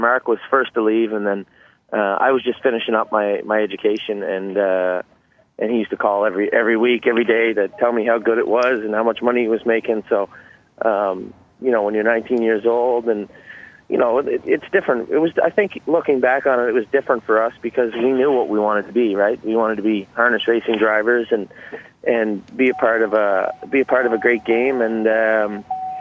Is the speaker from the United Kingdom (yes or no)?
no; Prince Edward Island, Canada; moved away as an adult; now in Campbellville, Canada; I was born and raised in Prince Edward Island